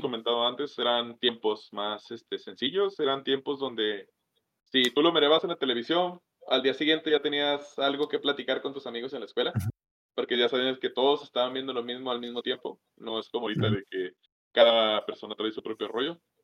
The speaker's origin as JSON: {"language": "Spanish", "region": "northern Mexico", "country": "Mexico", "said": "somos los pinches norteños"}